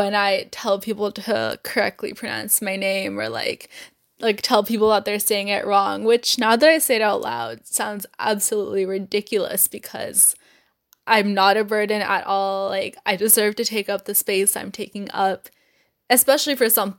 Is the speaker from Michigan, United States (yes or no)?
yes; Novi, Michigan, United States; I'm from Novi